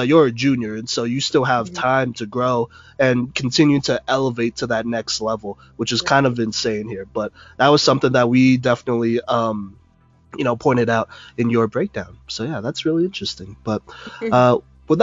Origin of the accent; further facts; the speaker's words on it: Dallas, Texas, United States; I'm from Texas. I grew up in Dallas